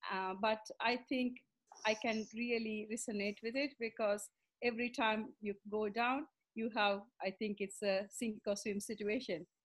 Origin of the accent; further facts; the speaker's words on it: Sri Lanka; also born or lived in India; now in London, United Kingdom; I live in London. I'm originally from Sri Lanka. And um, so, to give a background of my story, I grew up in Sri Lanka.